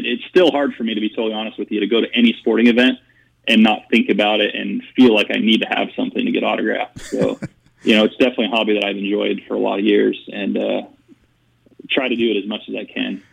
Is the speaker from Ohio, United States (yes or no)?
no; Phoenix, Arizona, United States; I was born and raised here in Phoenix, and I'm one of the guys who was born and raised here and didn't leave